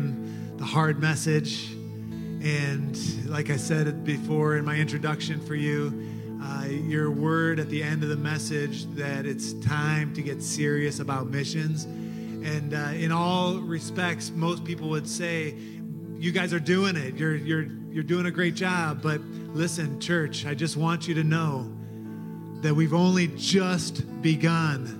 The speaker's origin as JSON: {"language": "English", "town": "Detroit", "region": "Michigan", "country": "United States", "tie": "born or raised there", "moved": "yes", "said": "in Detroit, in my hometown, in my home church"}